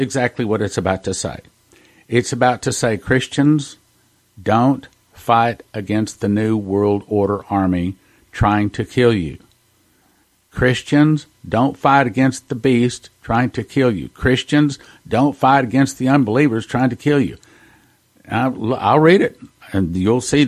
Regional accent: Texas, United States; I'm a Texan

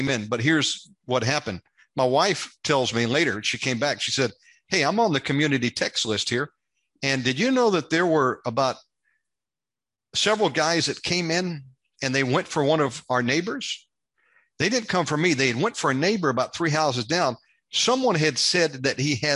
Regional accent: United States; moved away as an adult; now in Indonesia; an American living over here

